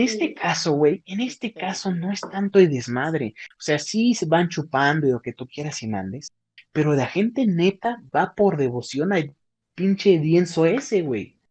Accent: Huauchinango, Puebla, Mexico; mi pueblo, en mi pueblo en Huachinango

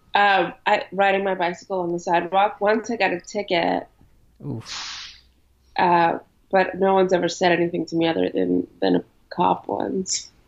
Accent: New York City, New York, United States; also born or lived in Ukraine; I, am in New York right now. Um, I grew up here. Um, but I was born in uh, Eastern Europe in Ukraine. We moved here when I was a kid

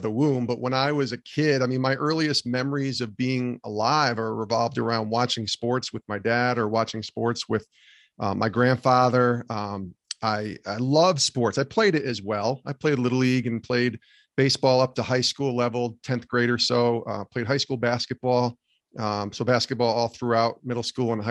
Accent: Albany, New York, United States; Growing up in Albany, New York

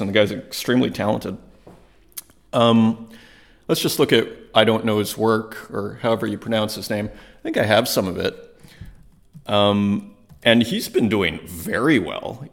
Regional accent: Saskatoon, Saskatchewan, Canada; moved away; I was from Saskatoon, Saskatchewan, in Canada, and I should know better as an Italian

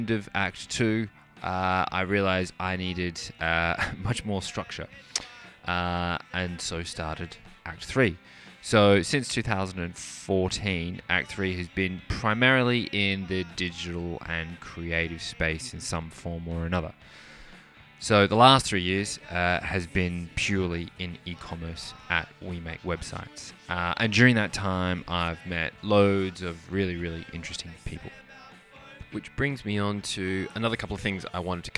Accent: Australia; moved away as an adult; So I'm half Australian, half Irish. I grew up in Australia

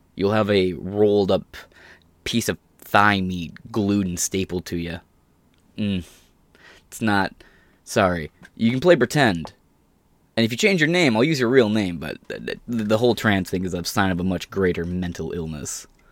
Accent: United States; I'm American

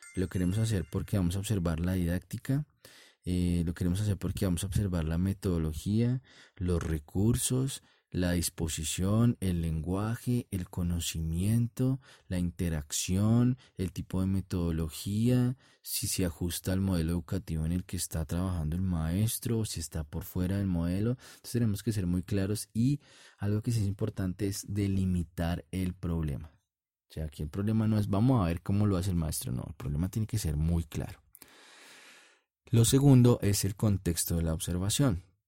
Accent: Colombia; en mi país, en Colombia

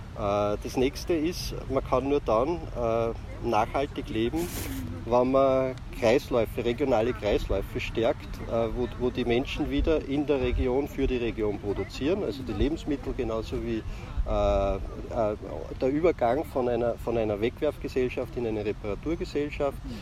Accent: Ybbs an der Donau, Lower Austria, Austria; wo ich aufgewachsen bin in Ips

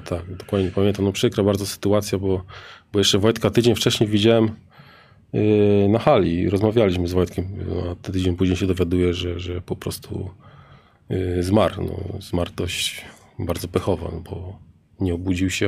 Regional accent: Rzeszów, Subcarpathian Voivodeship, Poland; u nas w Rzeszowie

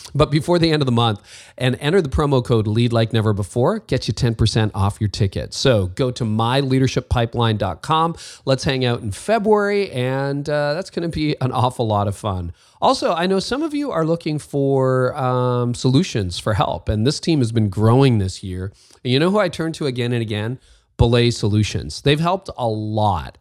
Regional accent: Canada; I'm Canadian and leaving the snow for sunny California.

